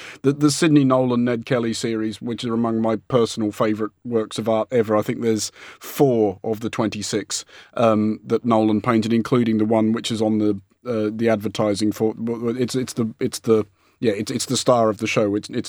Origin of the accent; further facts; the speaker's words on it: Australia; I'm Australian and this is the stuff I grew up